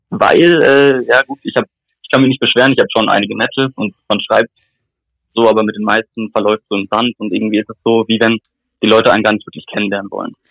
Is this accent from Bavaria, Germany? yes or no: yes; Bavaria, Germany; Ich komme aus Nähe Würzburg.